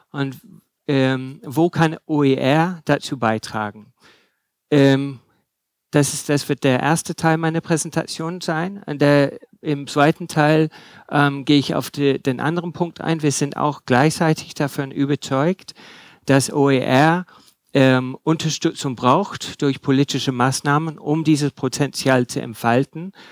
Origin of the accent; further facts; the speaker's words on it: England, United Kingdom; German is a second language; ich bin auch Engländer, was er äh, nicht gesagt hat. Also wenn Sie nicht alles verstehen, es äh, liegt nicht nur an der Materie, sondern vielleicht an meiner Aussprache.